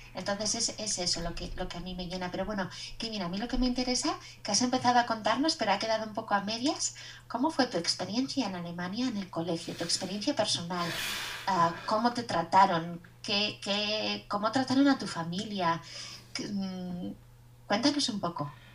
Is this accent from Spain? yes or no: yes; Basque Country, Spain; soy vasca y soy la profesora de español de Kevin